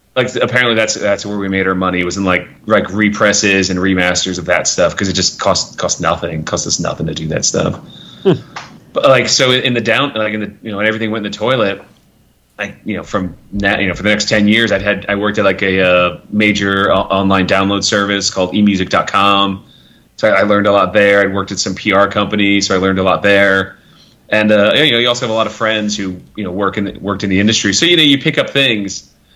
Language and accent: English; New Jersey, United States; also born or lived in Australia; now in Atlanta, United States; growing up in New Jersey, like I was lucky, like I was, I grew up in as a farm area, but I was an hour from New York and an hour from Philadelphia